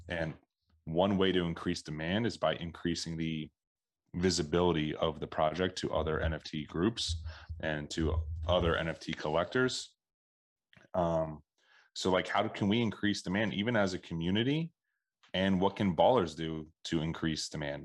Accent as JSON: {"language": "English", "town": "Philadelphia", "region": "Pennsylvania", "country": "United States", "tie": "born or raised there", "said": "I grew up around the Philadelphia area"}